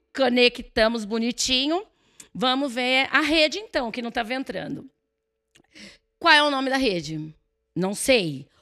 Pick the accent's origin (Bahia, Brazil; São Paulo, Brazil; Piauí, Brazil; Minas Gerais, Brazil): São Paulo, Brazil; Santo André; now in Cerqueira César, Brazil; eu nasci em Santo André